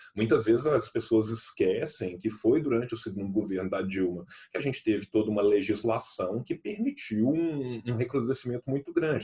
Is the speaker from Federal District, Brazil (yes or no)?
no; Pompéu, Minas Gerais, Brazil; nós que somos do interior, eu sou de Pompeu